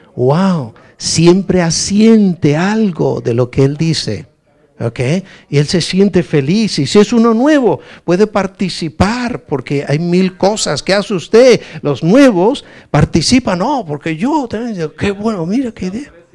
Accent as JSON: {"language": "Spanish", "region": "Galicia", "country": "Spain", "said": "soy gallego"}